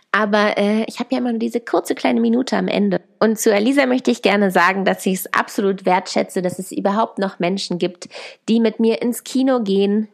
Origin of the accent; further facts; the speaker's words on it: Germany; moved away as an adult; now in Chile; bei uns zu Hause in Deutschland